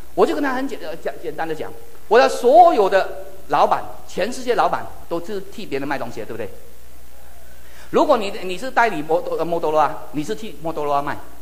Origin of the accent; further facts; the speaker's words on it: Malaysia; Chinese is a second language; 我说，“马来西亚人。”